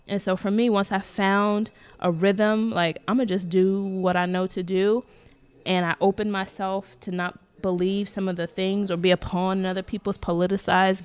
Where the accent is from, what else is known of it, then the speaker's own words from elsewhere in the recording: United States; I'm African American, I'm black, I'm, you know, born here